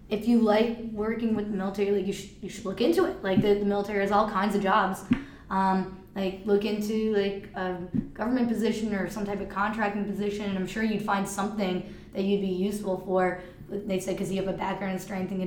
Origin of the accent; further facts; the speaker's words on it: New York City, New York, United States; moved away as an adult; also born or lived in Texas / Fort Bragg; I grew up in New York City